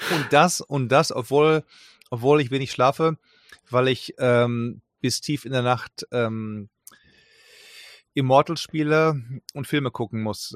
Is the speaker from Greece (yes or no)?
no; Germany; wir kennen als Deutsche die Aussprache sofort mit der Muttermilch